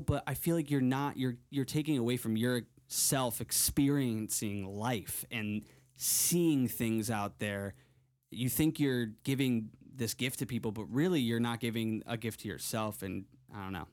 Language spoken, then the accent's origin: English; Connecticut, United States; I grew up in Connecticut, but I moved to, or I, I would go to Block Island, Rhode Island every summer